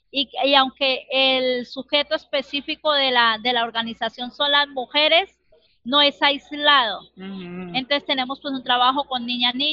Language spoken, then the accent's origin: Spanish; Bogotá, Colombia; born there; now in Barrancabermeja, Colombia; Yo nací en Bogotá, pero hace muchos años vivo en Barranca que ya me considero barranqueña.